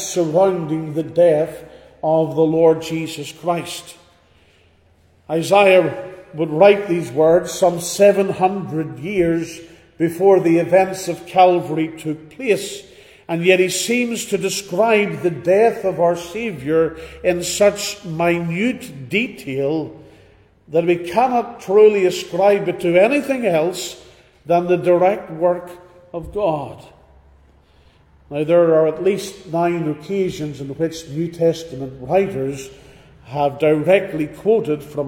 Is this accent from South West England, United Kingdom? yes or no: no; Northern Ireland, United Kingdom; Growing up in Northern Ireland